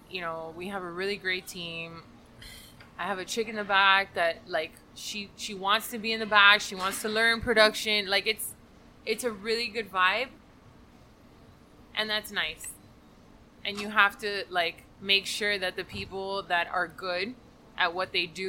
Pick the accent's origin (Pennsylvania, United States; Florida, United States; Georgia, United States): Florida, United States; Miami; born there; backup plan because her boss had a business here in Miami. So in February of 83, she moved here. And I was born in May of 83.